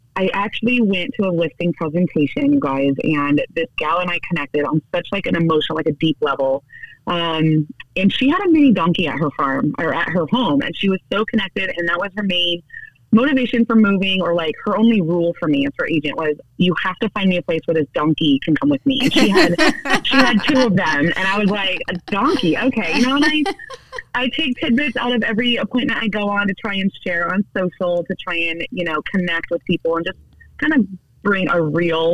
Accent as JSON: {"language": "English", "area": "El Dorado County", "region": "California", "country": "United States", "tie": "born or raised there", "said": "we are independently running our own little real estate business in my hometown"}